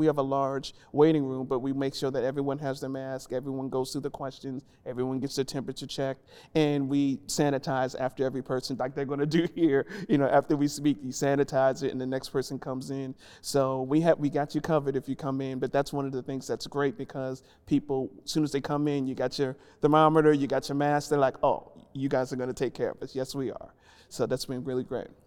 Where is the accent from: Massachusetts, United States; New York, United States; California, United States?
New York, United States; New York City; moved away as an adult; now in Nashville, United States; originally from New York, born and raised in the Bronx.